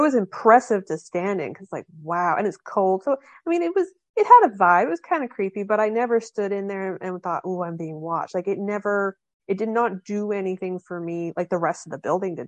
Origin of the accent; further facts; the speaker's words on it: Canada; I'm from Canada. I'm, I'm Canadian